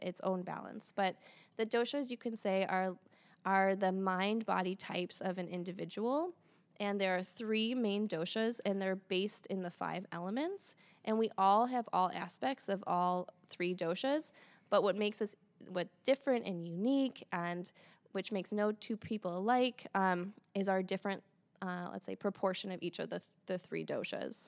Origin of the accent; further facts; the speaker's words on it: Michigan, United States; moved away as an adult; also born or lived in Santa Fe, New Mexico / East Lansing, Michigan; I'm from Michigan. I live in Michigan again